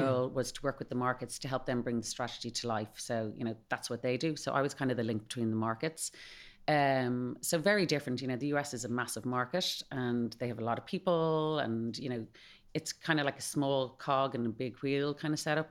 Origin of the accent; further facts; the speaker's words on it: Malahide, Leinster, Ireland; accent: Irish; moved away as an adult; also born or lived in Spain / United States; I'm from Malahide, uh, so I went to D C U